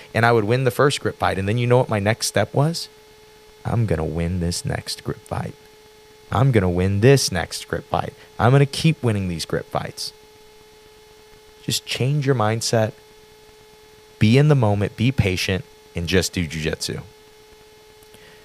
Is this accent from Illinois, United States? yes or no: yes; Granite City, Illinois, United States; We're from Granite City